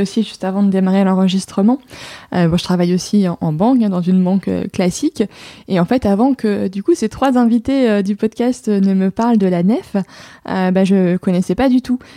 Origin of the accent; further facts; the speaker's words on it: Lille, Hauts-de-France, France; je suis lilloise